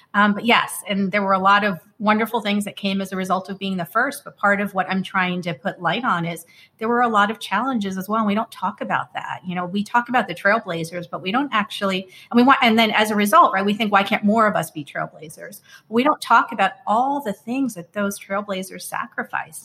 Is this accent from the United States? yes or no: yes; United States; when you're South Asian and growing up in the United States